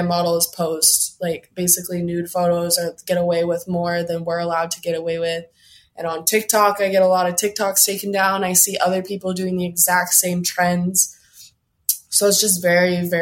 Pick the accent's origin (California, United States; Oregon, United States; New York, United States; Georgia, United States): Oregon, United States; I'm from Oregon